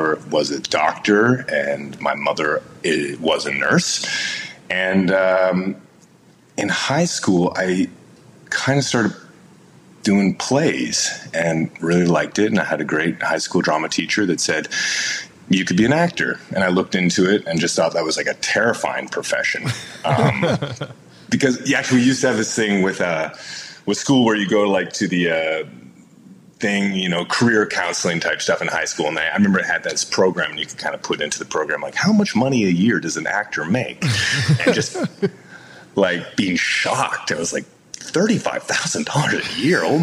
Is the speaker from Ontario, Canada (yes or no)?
yes; London, Ontario, Canada; now in United States; I grew up in London, Ontario, which is like a great kind of college town in Ontario.